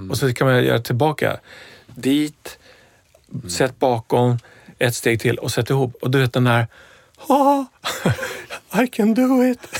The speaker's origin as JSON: {"language": "Swedish", "town": "Stockholm", "region": "Stockholm County", "country": "Sweden", "tie": "born or raised there", "said": "där jag växte upp så, ja men, det var en, eh, förort i Stockholm"}